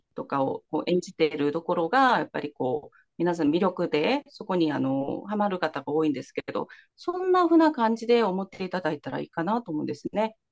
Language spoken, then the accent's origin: Japanese; South Korea; Japanese is a second language; moved away as an adult; also born or lived in Kansai, Japan; now in Japan; 韓国生まれ育ち